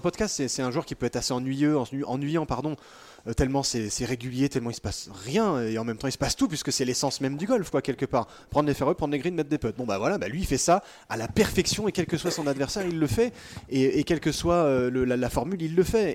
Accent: France; on est français, qu'on est en France

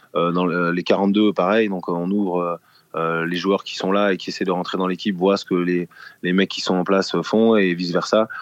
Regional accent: France; on est, on est français

